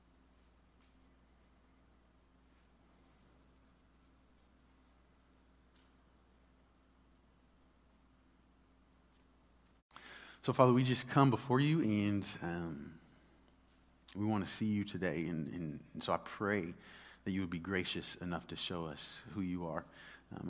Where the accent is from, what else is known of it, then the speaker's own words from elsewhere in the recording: Dallas, Texas, United States; I grew up in Dallas